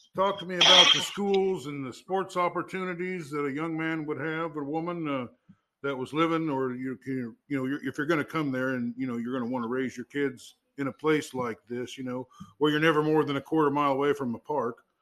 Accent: Fairfield, Iowa, United States; I grew up in Fairfield

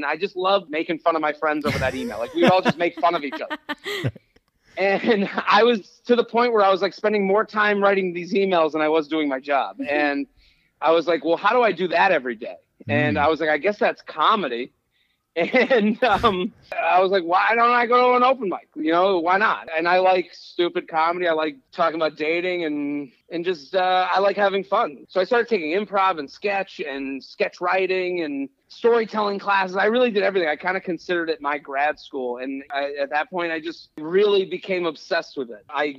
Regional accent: Needham, Massachusetts, United States; moved away as an adult; also born or lived in Pennsylvania; now in New York City, United States; So I grew up outside of Boston.

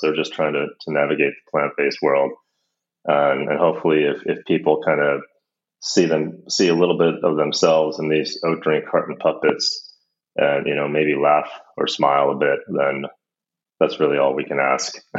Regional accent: United States; now in Copenhagen, Denmark; I'm actually American. I live in uh, Copenhagen.

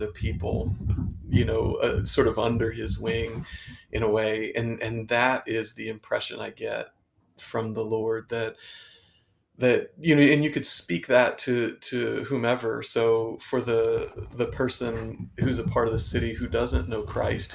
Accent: Canal Winchester, Ohio, United States; moved away as an adult; also born or lived in Lancaster, Ohio / Pittsburgh; now in Chillicothe, United States; The places I grew up, I loved where I grew up in the Canal Winchester area

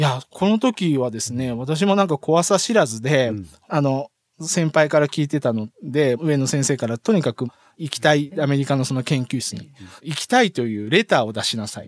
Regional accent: Teshio, Hokkaido, Japan; born or raised there; also born or lived in Rochester, United States / Tokyo, Japan; now in Tottori, Japan

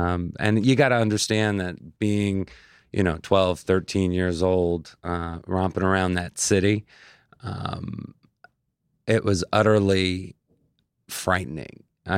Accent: Oceanside, New York, United States; I grew up on the South Shore of Long Island in Oceanside.

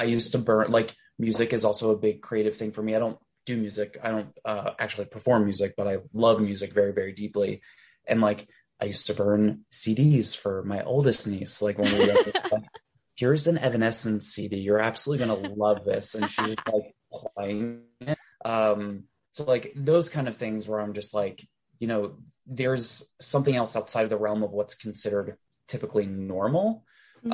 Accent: Delaware, United States; moved away as an adult; now I live back in Delaware for a very brief stint.

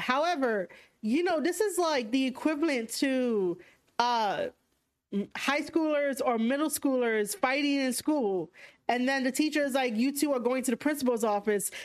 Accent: New York, United States; accent: thick New York; How is my New York accent thick

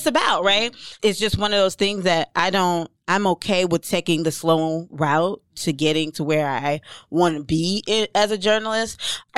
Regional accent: Jamaica; And I'm Jamaican, so my mouth get real left

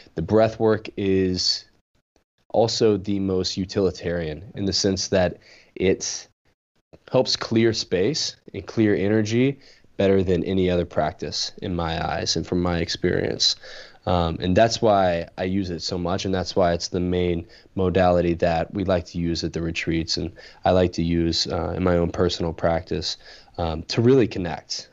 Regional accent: Louisiana, United States; growing up in Louisiana

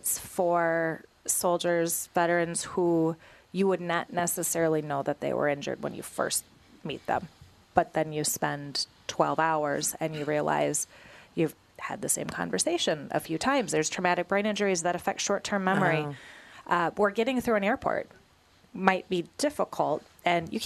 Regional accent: Edina, Minnesota, United States; Growing up, I grew up in Edina

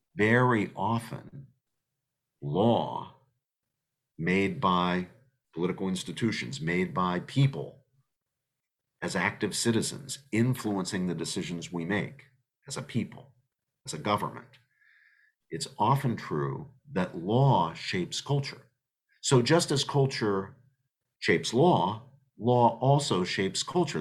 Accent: United States; us as American citizens

